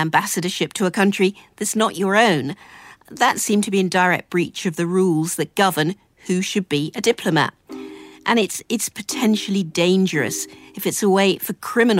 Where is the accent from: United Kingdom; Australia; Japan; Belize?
United Kingdom; As you can probably hear, I'm a Brit.